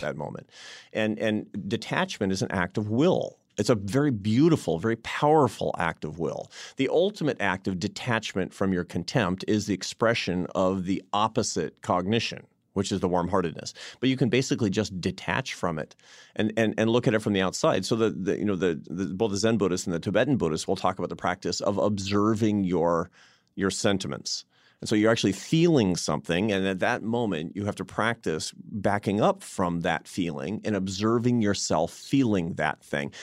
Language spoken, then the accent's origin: English; Seattle, Washington, United States; now in Washington, D.C., United States; I was in Seattle, my hometown